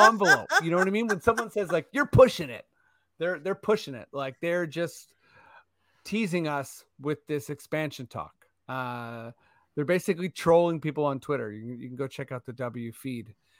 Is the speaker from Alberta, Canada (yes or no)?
no; Toronto, Ontario, Canada; we're from Toronto